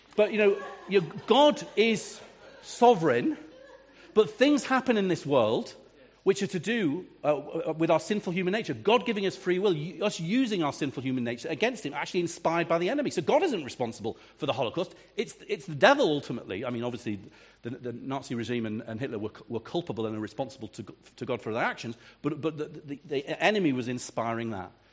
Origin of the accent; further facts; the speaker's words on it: England, United Kingdom; I'm a pastor from England